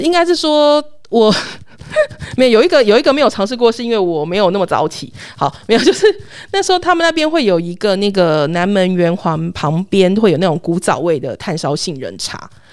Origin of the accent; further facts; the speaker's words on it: southern Taiwan, Taiwan; 我们南部人说的那种北醋